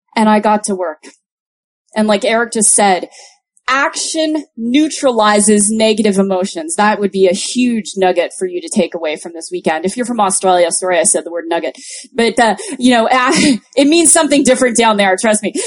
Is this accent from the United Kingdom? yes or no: no; Toronto, Ontario, Canada; I'm from Toronto